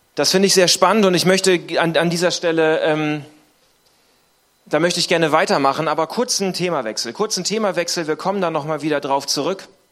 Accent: Northern Germany, Germany; Ich komme aus dem Norden von Deutschland.

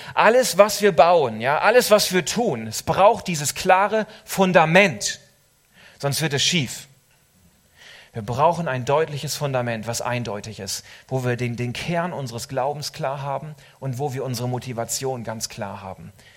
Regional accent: Suurhusen, Lower Saxony, Germany; moved away; also born or lived in Switzerland; in meiner Heimat, in Surhusen in Ostfriesland

